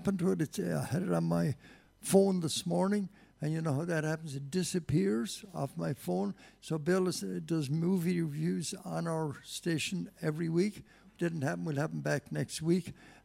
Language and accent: English; Ireland; moved away; I was born in Ballinabb, but I feel right now like I'm part of this wonderful Achill community